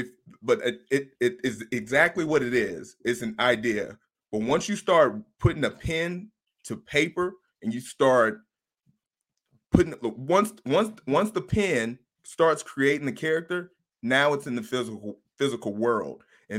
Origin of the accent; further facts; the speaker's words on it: the South, United States; I'm from the South, so I'm a grill master.